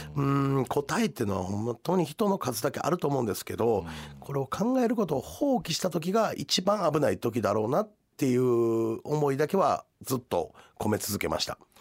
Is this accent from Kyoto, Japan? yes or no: yes; Kizugawa, Kyoto, Japan; moved away as an adult; now in Otsu, Japan; 実はね京都出身なんですよ